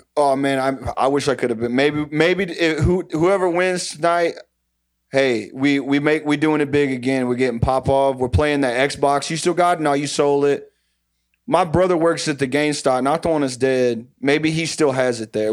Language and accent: English; Texas, United States; now in Ohio, United States; I'm from Viter, Texas. I moved to Ohio about twenty-eight years ago